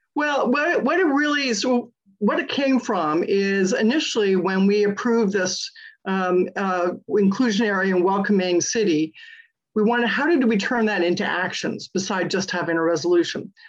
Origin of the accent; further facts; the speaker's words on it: Connecticut, United States; now in Pleasant Hill, United States; I was born and raised in Connecticut